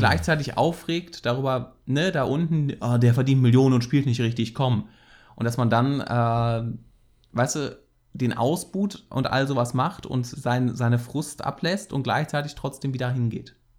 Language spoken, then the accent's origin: German; Cologne, North Rhine-Westphalia, Germany; als äh, Kölner ist man ja auch leidgeprüfter FC-Fan.